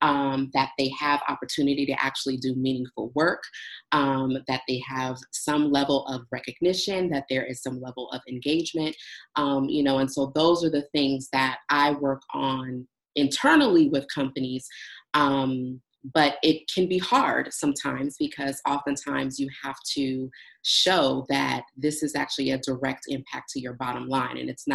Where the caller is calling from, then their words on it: Los Angeles, California, United States; I am calling in from Los Angeles